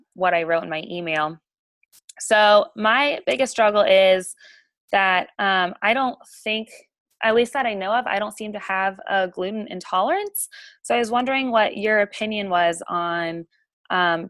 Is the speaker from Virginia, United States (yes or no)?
yes; Virginia, United States; moved away as an adult; now in Alabama, United States; I'm originally from Virginia